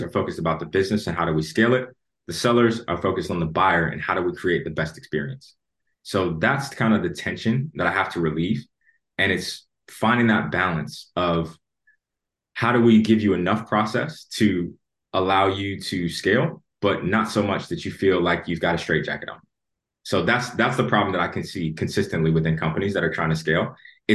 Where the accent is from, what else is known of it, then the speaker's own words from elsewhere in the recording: Chicago, Illinois, United States; moved away as an adult; also born or lived in Atlanta; now in London, United Kingdom; I was born and raised in Chicago